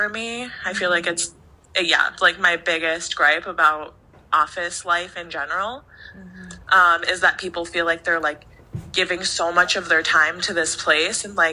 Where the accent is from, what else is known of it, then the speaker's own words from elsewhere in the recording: Minnesota, United States; I'm from Minnesota.